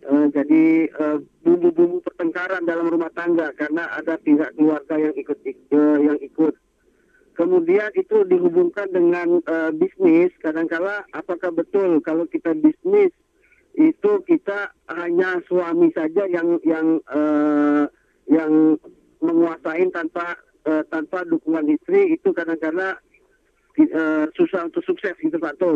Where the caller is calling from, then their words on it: Surabaya, East Java, Indonesia; Saya dari … Surabaya.